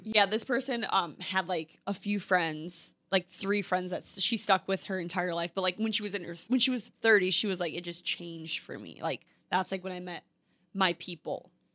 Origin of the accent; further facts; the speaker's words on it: Minnesota, United States; moved away as an adult; now in New York City, United States; I was from Minnesota where the thing to do is have kids, get married, live in a white picket fence, go to your nine to five every single day. And now I live in New York City